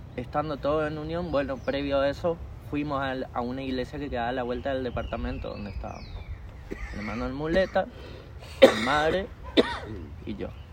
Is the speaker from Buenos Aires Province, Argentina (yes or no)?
no; Corrientes, Argentina; yo soy de Corrientes, toda mi familia de Corrientes